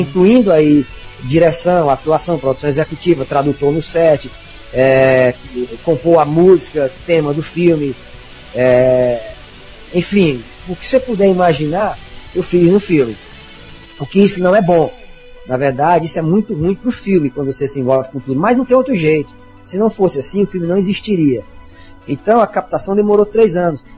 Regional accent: Senador Pompeu, Ceará, Brazil; moved away; also born or lived in Fortaleza; E estudei minha infância no interior chamado Senador Pompeu

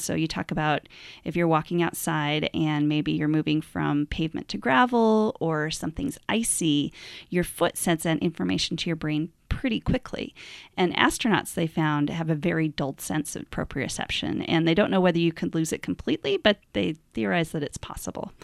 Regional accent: Montana, United States; I'm from Montana

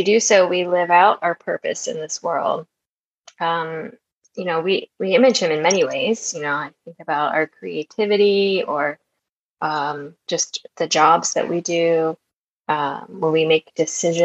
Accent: Maryland, United States; moved away as an adult; also born or lived in Georgia; I grew up in Maryland

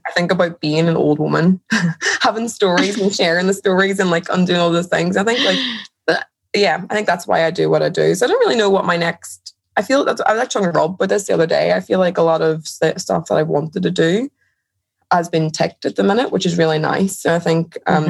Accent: Derry, Northern Ireland, United Kingdom; moved away; I'm originally from Derry in Ireland

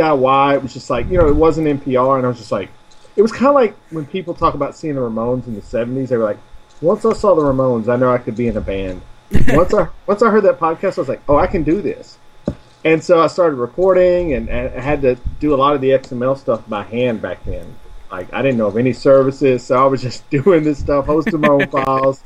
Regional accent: Tennessee, United States; accent: Southern; I am American from the state of Tennessee

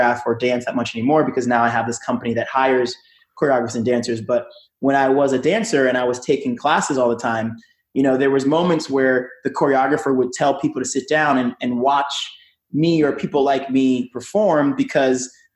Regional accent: New York, United States; moved away as an adult; also born or lived in New Jersey; now in Los Angeles, United States; I'm from New York

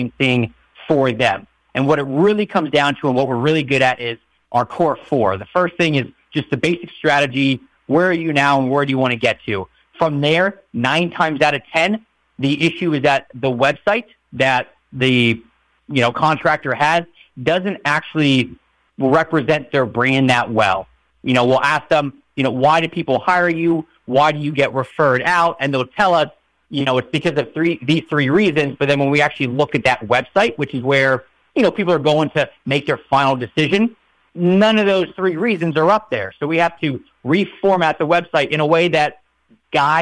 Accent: Maryland, United States; I grew up in Maryland

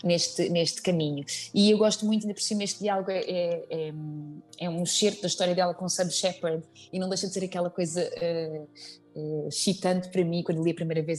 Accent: Azambuja, Lisbon, Portugal; eu sou ribatejana, uh, eh, vim da Zambuja

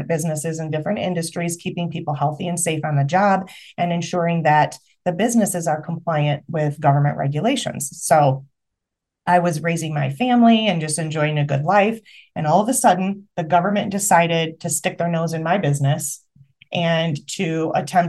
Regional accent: Michigan, United States; I'm from Michigan

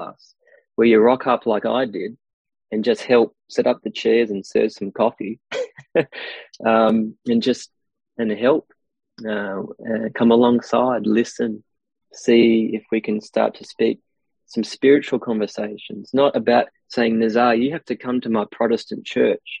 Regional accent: Australia; I am Aussie.

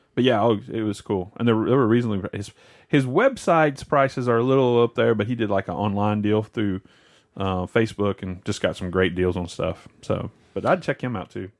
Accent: West Tennessee, United States; I grew up in West Tennessee

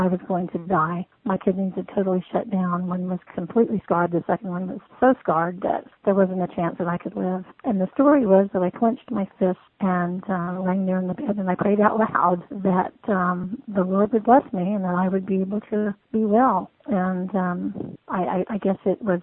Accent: Virginia, United States; also born or lived in Hawaii; I was born and raised mostly in Virginia, so Southern enough to call myself a Southerner

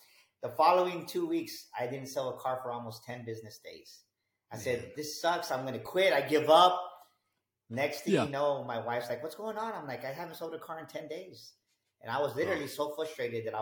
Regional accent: San Antonio, Texas, United States; I grew up here in San Antonio, Texas, pretty much born and raised here my whole life

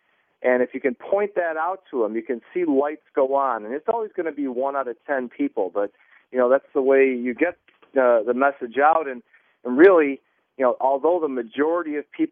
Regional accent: Buffalo, New York, United States; moved away; I'm originally from Buffalo, New York

